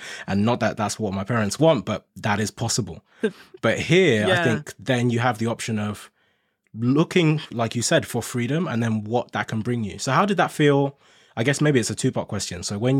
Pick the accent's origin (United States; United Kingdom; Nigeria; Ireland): Nigeria; moved away; I'm originally from Nigeria and I came here with my family from Nigeria.